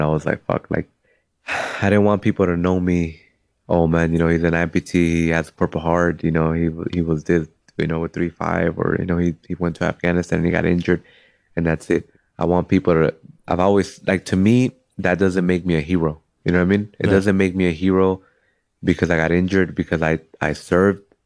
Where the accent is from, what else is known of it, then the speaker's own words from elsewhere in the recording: Cudahy, California, United States; I'm from Cudahy.